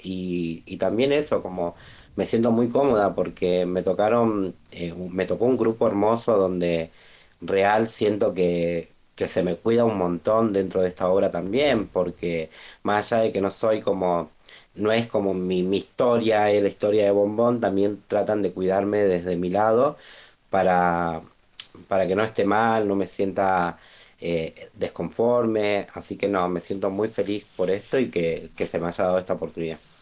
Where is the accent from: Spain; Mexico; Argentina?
Argentina; Rosario, Santa Fe; soy de Rosario